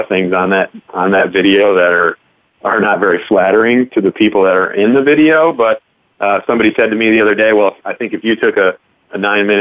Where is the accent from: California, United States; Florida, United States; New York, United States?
New York, United States; Saratoga Springs; moved away as an adult; also born or lived in Kentucky; I grew up here in Saratoga